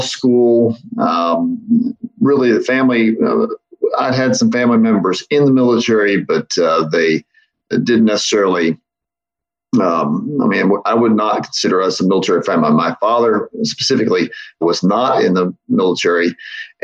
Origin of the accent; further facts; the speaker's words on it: Milton, West Virginia, United States; also born or lived in Huntington, West Virginia; I was born in Huntington, grew up in Milton.